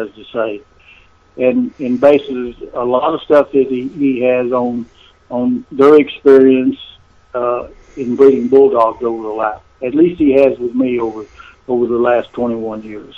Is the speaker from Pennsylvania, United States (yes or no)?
no; Burleson, Texas, United States; here in my hometown of Burleson